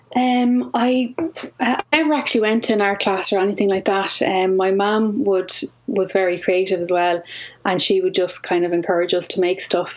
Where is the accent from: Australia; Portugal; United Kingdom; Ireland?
Ireland; County Kildare; I'm from Kildare